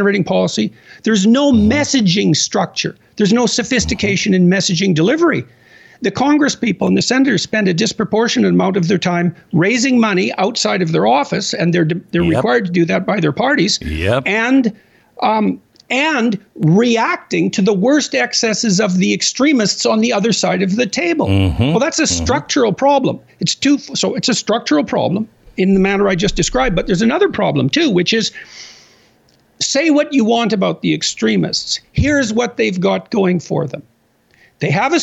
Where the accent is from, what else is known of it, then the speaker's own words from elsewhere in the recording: Canada; I'm a Canadian